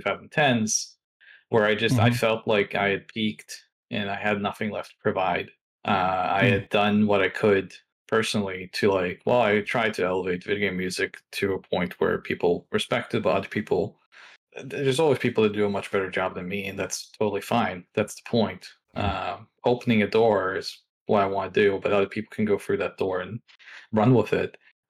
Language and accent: English; Norway; English is a second language; So I grew up in Norway, and there's a social norm there.